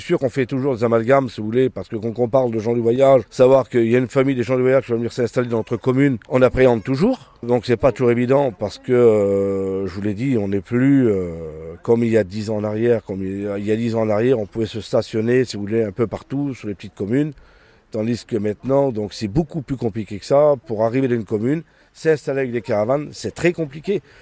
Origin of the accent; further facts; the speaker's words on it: France; also born or lived in Indre; nous sommes des Français, des Français itinérants, mais nous sommes Français